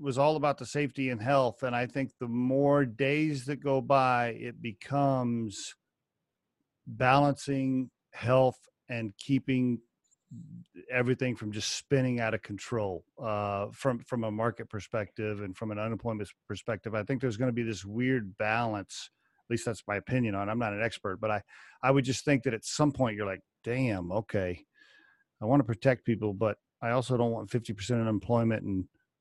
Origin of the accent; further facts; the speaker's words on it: Oklahoma, United States; moved away; also born or lived in Texas; I grew up in Oklahoma